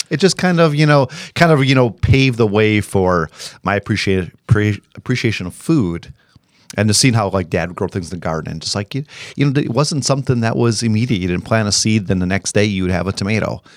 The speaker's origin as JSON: {"language": "English", "region": "Illinois", "country": "United States", "moved": "yes", "said": "I am from Illinois"}